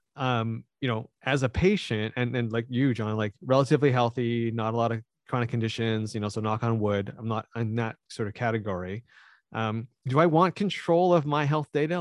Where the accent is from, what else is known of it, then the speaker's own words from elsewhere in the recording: Canada; I am Canadian